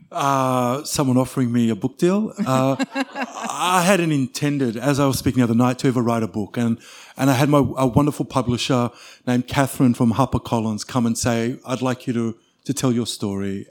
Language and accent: English; Mount Beauty, Victoria, Australia; I grew up in a little country town called Mount Beauty